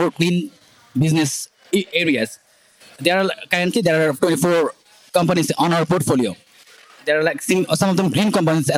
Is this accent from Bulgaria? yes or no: no; Dhaka, Dhaka Division, Bangladesh; I'm from Dhaka, Bangladesh.